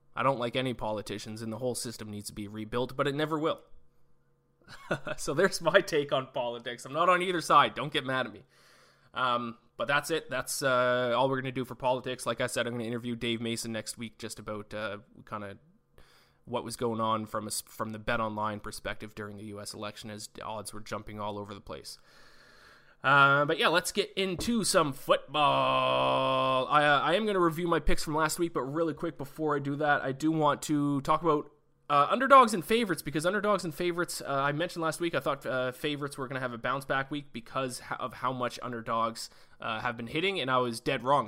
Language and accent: English; Canada; I'm Canadian